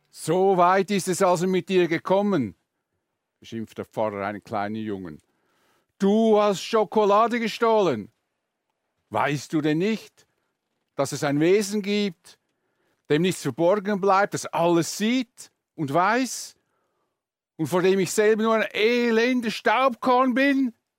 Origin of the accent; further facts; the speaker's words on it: Switzerland; bei uns in der Schweiz